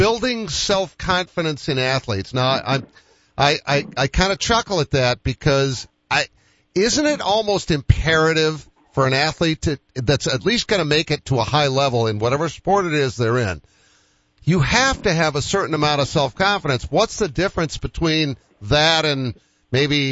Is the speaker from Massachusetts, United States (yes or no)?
yes; Boston, Massachusetts, United States; I grew up in Boston.